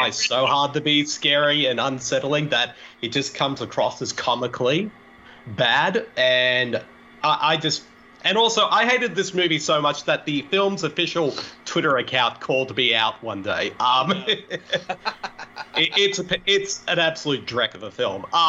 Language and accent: English; Australia; as an Aussie